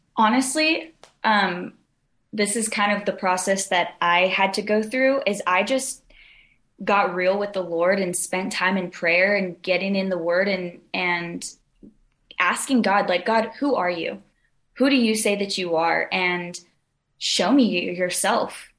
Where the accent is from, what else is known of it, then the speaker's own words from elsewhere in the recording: Southern California, United States; I'm from Southern California. Grew up here.